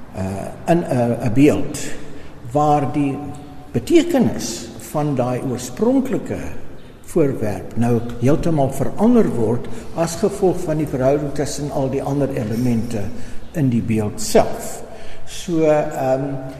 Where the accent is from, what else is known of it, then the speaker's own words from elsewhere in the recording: Durban, KwaZulu-Natal, South Africa; now in Pretoria, South Africa; ek is uit Nataller van Durban